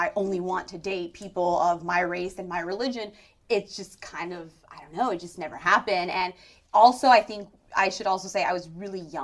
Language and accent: English; San Francisco, California, United States; also born or lived in New York; when I grew up in San Francisco, I grew up in a very diverse San Francisco.